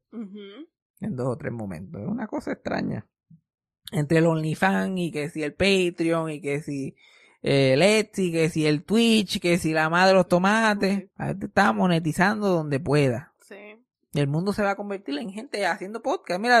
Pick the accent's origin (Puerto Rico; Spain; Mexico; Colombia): Puerto Rico; Yabucoa; accent: Yabucoa; Yo soy puertorriqueño. soy puertorriqueño. ¿Qué te pasa a ti? Eh, yo, yo, yo soy de Yabucoa. este mi acento de Yabucoa.